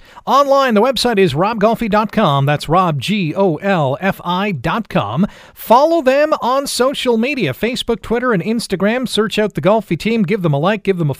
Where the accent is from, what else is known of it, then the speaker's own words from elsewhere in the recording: Toronto, Ontario, Canada; I wasn't in Hamilton in the 80s. I was growing up in Toronto, but I had visited Hamilton